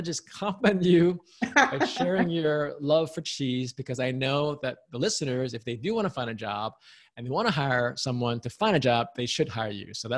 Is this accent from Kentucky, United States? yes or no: no; New York City, New York, United States; I don't know if you grew up in New York City, but I grew up in New York City, but I also worked on Wall Street at American Express.